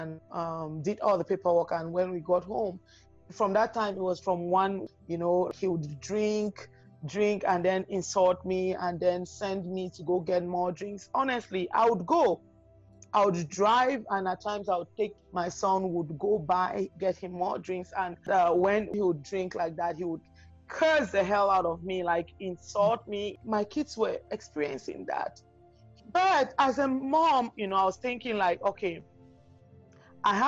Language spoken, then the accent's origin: English; Cameroon; moved away as an adult; also born or lived in Calgary, Canada; now in Vancouver, Canada; when we went to Cameroon, that's my home country